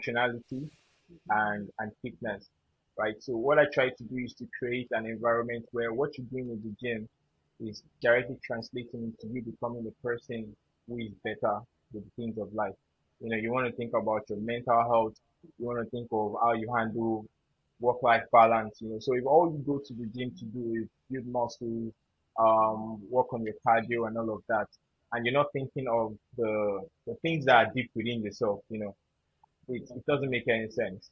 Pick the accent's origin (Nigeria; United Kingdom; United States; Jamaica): Nigeria; Yorubaland; being a Yoruba boy, you know, that's my indigenous tribe from Nigeria